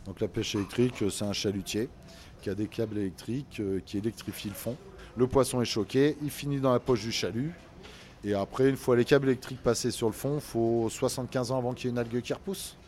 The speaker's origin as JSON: {"language": "French", "town": "La Rochelle", "region": "Nouvelle-Aquitaine", "country": "France", "tie": "born or raised there", "said": "moi je suis né à La Rochelle"}